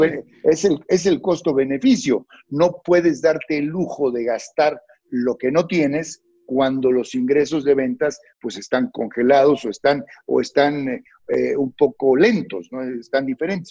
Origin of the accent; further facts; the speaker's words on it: Mexico; a mí me había tocado vivir crisis en mi país